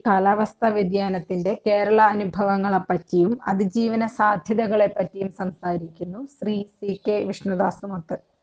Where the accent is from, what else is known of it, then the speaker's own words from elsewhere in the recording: Wayanad, Kerala, India; പശ്ചിമഘട്ടത്തിലെ അതീവ പരിസ്ഥിതി പ്രാധാന്യമുള്ള വയനാട്ടിൽ ജനിച്ചു വളർന്ന ആളാണ്